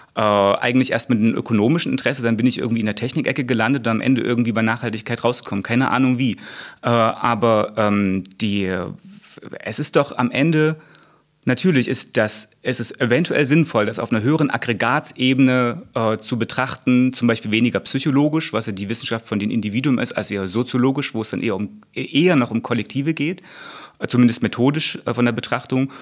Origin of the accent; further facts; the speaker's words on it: Ore Mountains, Saxony, Germany; im Erzgebirge in meiner Heimat